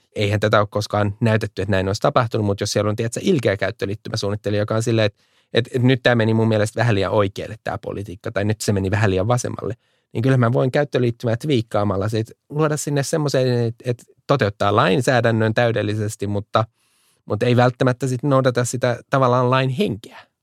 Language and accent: Finnish; Finland